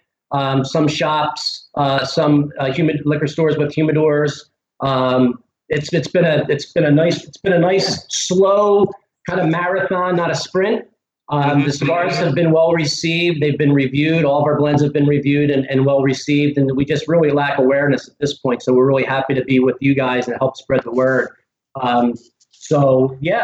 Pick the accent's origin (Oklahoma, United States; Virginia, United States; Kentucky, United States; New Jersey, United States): New Jersey, United States; now in Dallas, United States; I'm from South Jersey